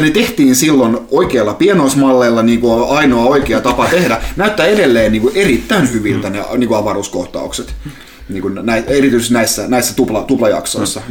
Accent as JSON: {"language": "Finnish", "town": "Salo", "region": "Southwest Finland", "country": "Finland", "tie": "born or raised there", "moved": "yes", "said": "kotopuolessa Salossa"}